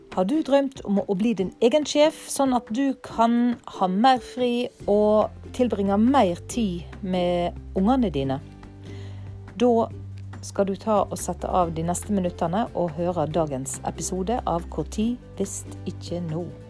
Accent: Ytre Fosse, near Alversund, Bergen, Vestland, Norway; fra heimplassen min, Ytrefosse. Og her finner jeg roen. Her har jeg familien min, og her har jeg røttene mine

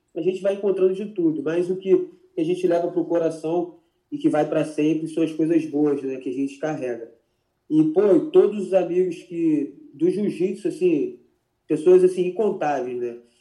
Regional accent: Macaé, Rio de Janeiro, Brazil; eu sou macaense da Gema, assim, eu gosto muito da minha cidade

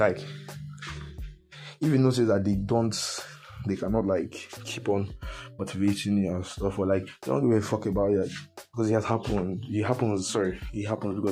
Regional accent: Nigeria

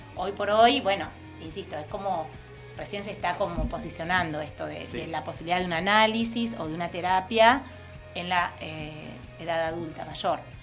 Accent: Argentina

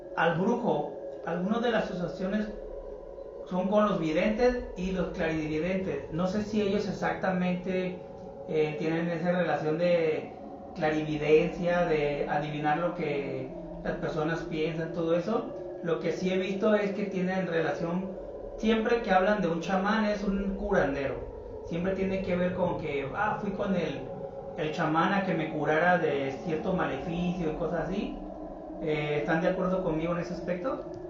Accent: Mexico; nosotros que somos de México

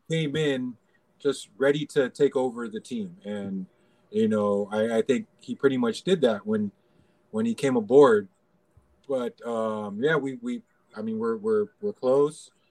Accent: Los Angeles, California, United States; now in Philippines; I grew up in LA, um, Los Angeles, California

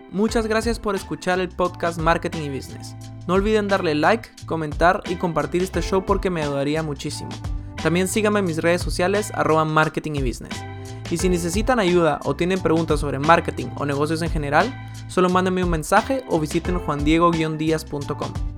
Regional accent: Guatemala; moved away as an adult; now in Germany; nací en Guatemala, viví ahí 19 años

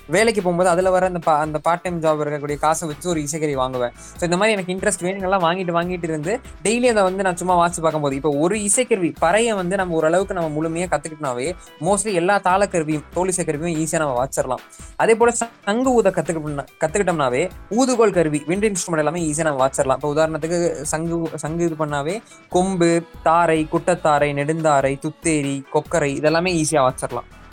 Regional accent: Erode, Tamil Nadu, India; எங்கள் ஊர் என்னோட சொந்த ஊர் பார்த்தீங்கன்னா ஈரோடு

